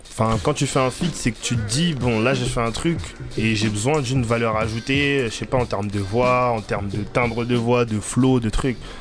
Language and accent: French; Reims, Grand Est, France; moved away as an adult; now in Paris, France; je viens de Reims, ville du 51. Bah, je suis arrivé sur Paris, je suis nouveau